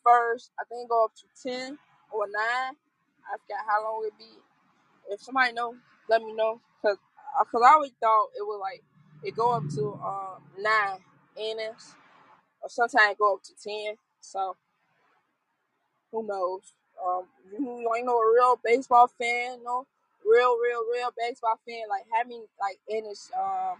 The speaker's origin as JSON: {"language": "English", "town": "Chicago", "region": "Illinois", "country": "United States", "said": "I'm from South Side Chicago"}